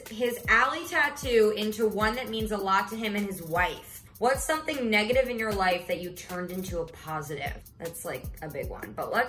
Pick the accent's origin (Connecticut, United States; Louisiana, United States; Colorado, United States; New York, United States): New York, United States; New York City; I am a rising senior at Syracuse University. I am from New York City.